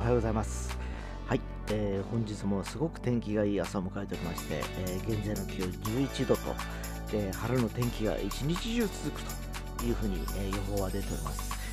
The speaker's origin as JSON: {"language": "Japanese", "region": "Fukuoka", "country": "Japan", "tie": "born or raised there", "said": "福岡は僕の地元"}